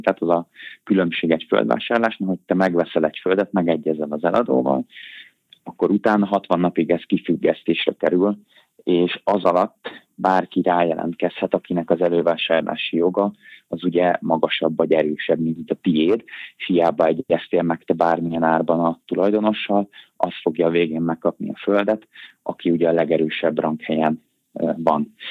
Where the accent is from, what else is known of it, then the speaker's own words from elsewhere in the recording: Budapest, Hungary; Budapesten nevelkedtem, itt is nektem fel